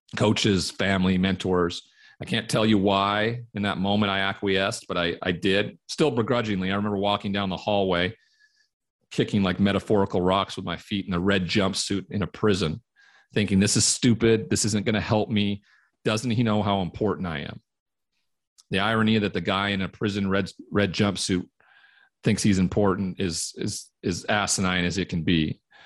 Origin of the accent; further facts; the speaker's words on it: Great Falls, Montana, United States; moved away as an adult; Growing up in Montana, cowboy culture